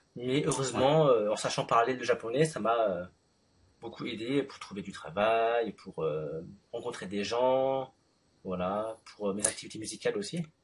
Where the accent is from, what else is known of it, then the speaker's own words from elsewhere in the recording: Paris, Île-de-France, France; suis né en France, à Paris.